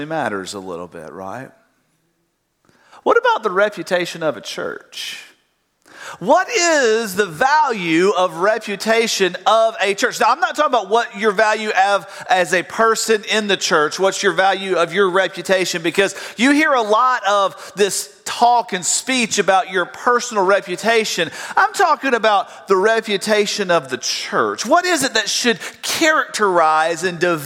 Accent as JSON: {"language": "English", "town": "Tifton", "region": "Georgia", "country": "United States", "tie": "born or raised there", "said": "my hometown, in Tifton"}